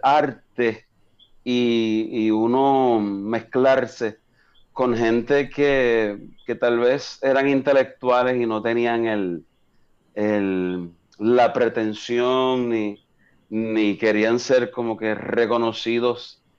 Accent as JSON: {"language": "Spanish", "town": "Coamo", "country": "Puerto Rico", "tie": "born or raised there", "also_born_or_lived": "Fort Huachuca, Arizona / Germany / Kansas", "said": "Toda mi familia es de Coamo, y yo pues crecí"}